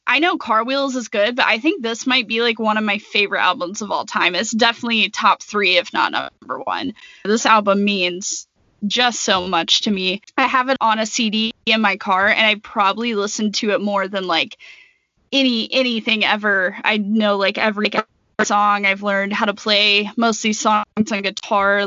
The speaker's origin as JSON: {"language": "English", "town": "Jackson", "region": "Mississippi", "country": "United States", "tie": "born or raised there", "said": "I grew up in Jackson, Mississippi"}